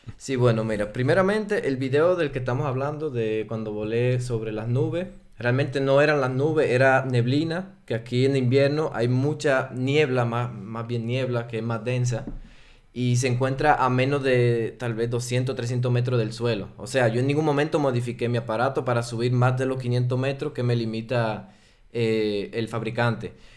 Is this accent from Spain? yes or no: no; Dominican Republic; accent: Dominican; first language Spanish; moved away as an adult; now in Switzerland; yo soy suizo, eh, nací en la República Dominicana, crecí allá y llevo seis años aquí en Suiza